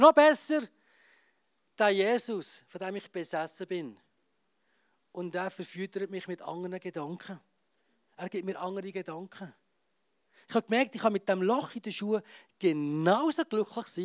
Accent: Graubünden, Switzerland; Und äh, als Bündner sowieso, oder? Steinbock.

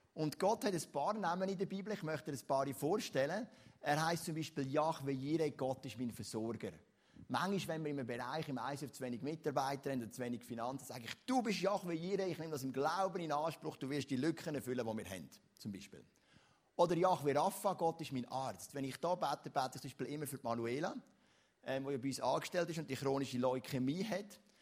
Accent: Switzerland; also born or lived in Lucerne; bei uns in der Schweiz

